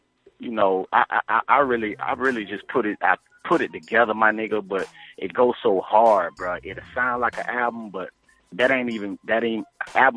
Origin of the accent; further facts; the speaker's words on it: Florida, United States; I'm from Florida